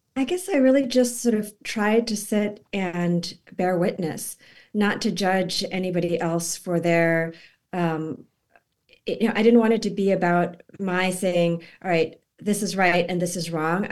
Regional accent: Boston, Massachusetts, United States; it's in Boston, it's in my hometown

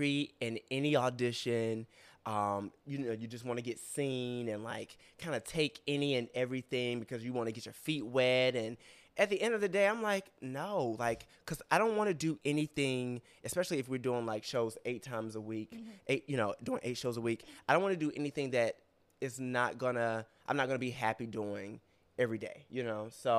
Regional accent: Rocky Mount, North Carolina, United States; now in New York, United States; I'm from Rocky Mount.

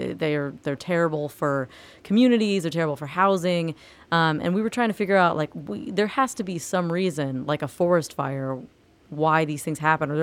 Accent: Florida, United States; I'm actually from Florida

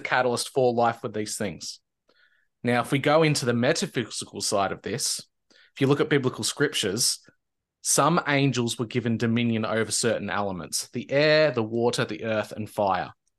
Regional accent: Victoria, Australia

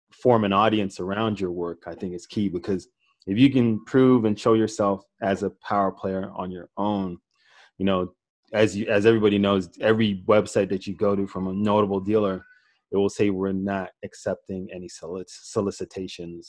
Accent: Toronto, Ontario, Canada; also born or lived in Jamaica; I grew up in Toronto, Canada. I was born in Jamaica, but I grew up in Toronto.

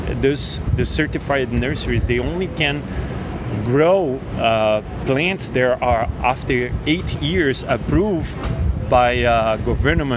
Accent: Brazil; moved away as an adult; now in United States; I'm from Brazil, I came here

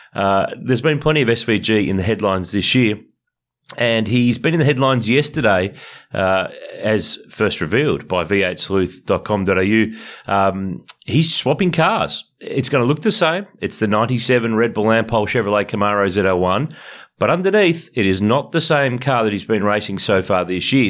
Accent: Ballarat, Victoria, Australia; moved away; We're both going home. We're both from Ballarat originally.

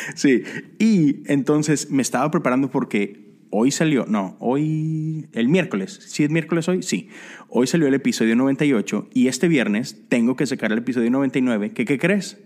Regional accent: Mexico; cuando yo crecí en la iglesia en México

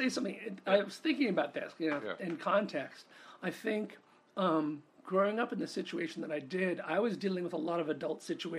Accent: New York, United States; also born or lived in Connecticut / Rhode Island; At that point, you know, I grew up in New York. Excuse, Connecticut, Rhode Island. Back and forth to New York, trips to Germany. My dad's from Germany. But really not a lot of experience of the rest of the United States.

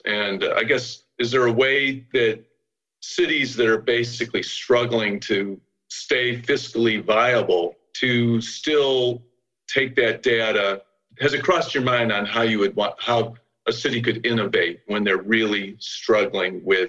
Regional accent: Chicago, Illinois, United States; moved away as an adult; now in Philadelphia, United States; I'm a Chicagoan. I grew up with these big, nice parkways on all our streets. The city was laid out, on a grid, and the parkways were typically anywhere from 8 to 12 feet wide. I moved to Philly in the early 80s, and it's an older city.

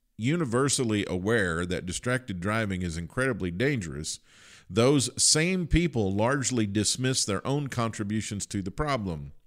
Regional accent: Kentucky, United States; I, I grew up in Kentucky

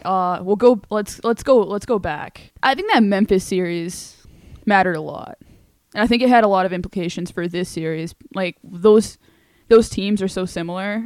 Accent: Canada; as a Canadian

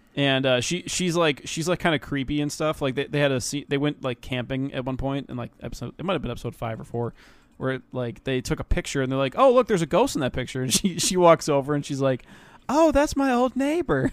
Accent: United States; I'm, I'm American

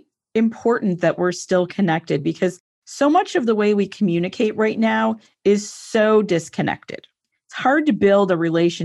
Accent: Buffalo, New York, United States; I'm from Buffalo, New York.

